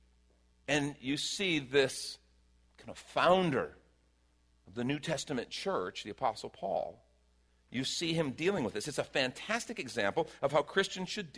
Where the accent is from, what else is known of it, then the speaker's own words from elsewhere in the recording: Chicago, Illinois, United States; moved away; I grew up in Chicago.